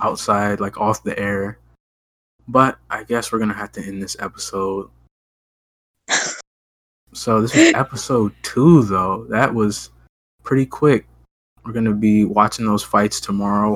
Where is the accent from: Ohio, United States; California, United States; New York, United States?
Ohio, United States; I am from Ohio